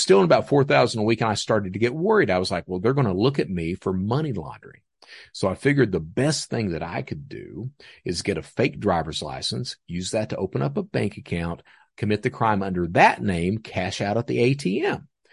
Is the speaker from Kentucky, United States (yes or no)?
yes; Hazard, Kentucky, United States; also born or lived in Panama City, Florida; That's where I'm from is Hazard, so those floods that were on C N N, that epicenter, that's my hometown